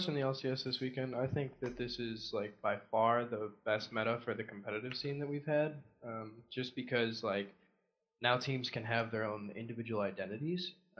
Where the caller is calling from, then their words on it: Orange, California, United States; Orange, California.